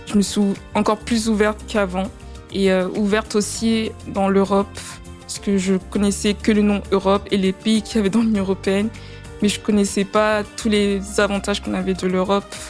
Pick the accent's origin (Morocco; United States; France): France; also born or lived in Latvia; en tant que française